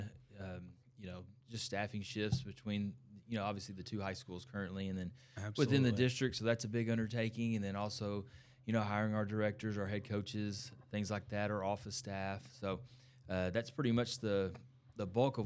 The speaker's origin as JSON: {"language": "English", "town": "Ennis", "region": "Texas", "country": "United States", "said": "I'm from Ennis"}